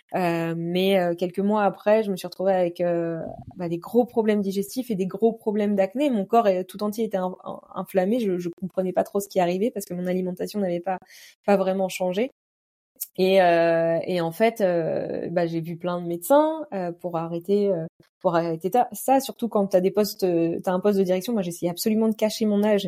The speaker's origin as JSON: {"language": "French", "region": "Normandy", "country": "France", "said": "je suis de Normandie"}